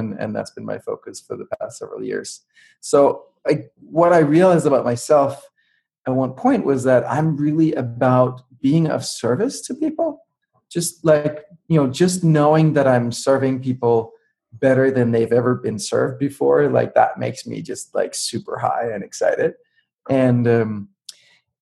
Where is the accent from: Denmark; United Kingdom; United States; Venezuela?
Denmark; I grew up in Denmark, and I grew up with computers and software